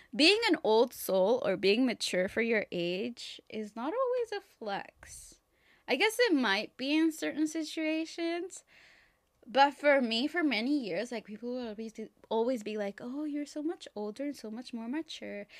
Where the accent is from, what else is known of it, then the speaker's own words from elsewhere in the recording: Mexico; now in United States; I come from Mexico